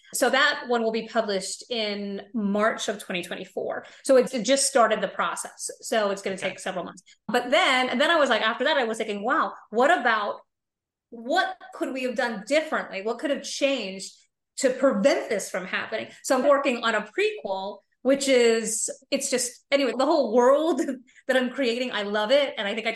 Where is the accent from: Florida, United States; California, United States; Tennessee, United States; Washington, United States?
Florida, United States; And I grew up in Florida, not far from Kennedy Space Center.